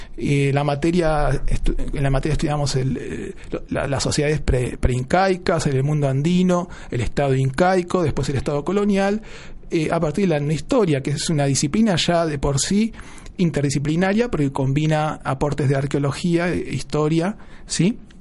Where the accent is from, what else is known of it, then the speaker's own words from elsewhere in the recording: Buenos Aires, Argentina; yo nací en Buenos Aires